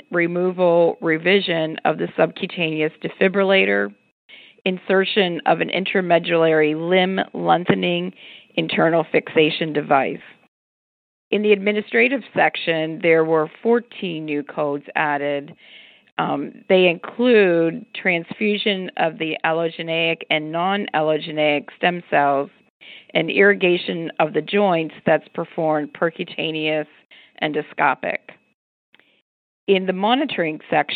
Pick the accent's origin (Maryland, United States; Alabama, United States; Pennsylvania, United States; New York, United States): Pennsylvania, United States; Pittsburgh; my hometown of Pittsburgh